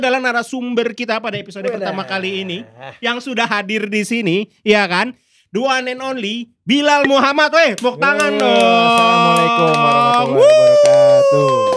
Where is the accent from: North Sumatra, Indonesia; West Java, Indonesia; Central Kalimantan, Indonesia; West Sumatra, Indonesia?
West Java, Indonesia; Bekasi; Gue tumbuh di Bekasinya Bekasi banget. Ini. Gue di Tambun Utara.